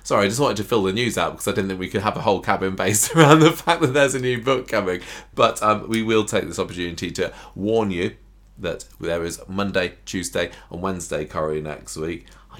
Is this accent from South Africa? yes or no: no; Canada; I'm from Canada, but I watch live always in the UK when it's on because I've got access to it. And I'm ahead in Canada